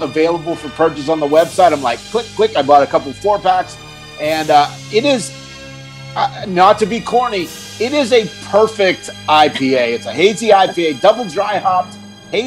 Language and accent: English; Pennsylvania, United States; moved away; I grew up on the East Coast, little town no one's ever heard of in Pennsylvania